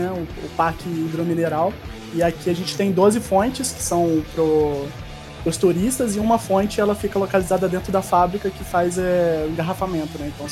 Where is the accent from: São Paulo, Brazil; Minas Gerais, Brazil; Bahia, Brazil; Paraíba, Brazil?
Minas Gerais, Brazil; eu tenho 24 anos, sou mineiro aqui, sou de Minas.